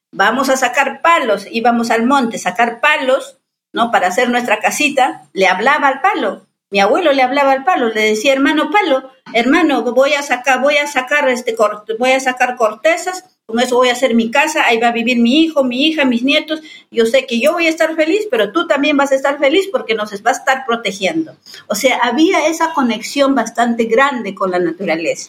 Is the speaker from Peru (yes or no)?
yes; Yanesha people, Selva Central of Peru, Peru; mi pueblo es Yanesha